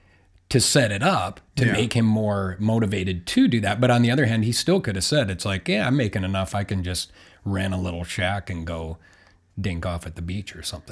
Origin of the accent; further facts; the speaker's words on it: Aberdeen, South Dakota, United States; I grew up in Aberdeen, South Dakota